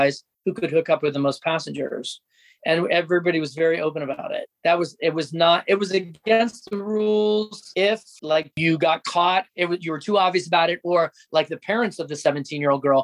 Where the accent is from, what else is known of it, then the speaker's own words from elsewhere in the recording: Marion, Ohio, United States; moved away as an adult; In my hometown, I'm in Marion, Ohio right now